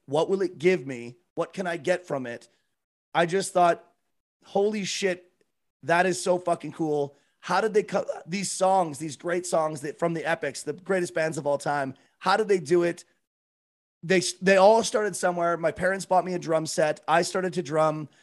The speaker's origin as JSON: {"language": "English", "country": "Canada", "said": "I'm from Canada. I live in Calgary, Alberta"}